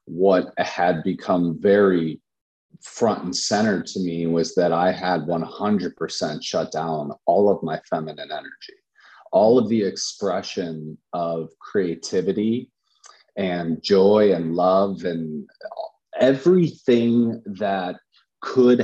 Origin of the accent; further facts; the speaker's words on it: Chicago, Illinois, United States; I'm from Chicago, and Chicago is pretty dense and it's really high activity.